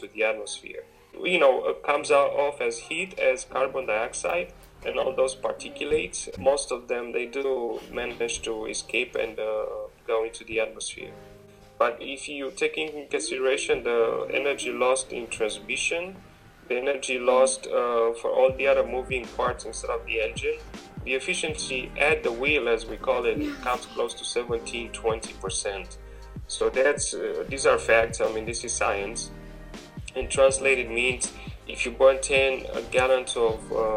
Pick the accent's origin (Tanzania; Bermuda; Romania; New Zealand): Romania; moved away as an adult; now in United States; I'm originally from Romania